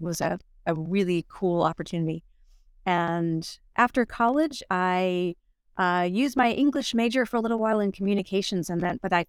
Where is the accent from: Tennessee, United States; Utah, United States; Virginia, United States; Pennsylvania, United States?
Virginia, United States; now in Miami, United States; Growing up in Virginia, we had winter. It was cold a lot of the year.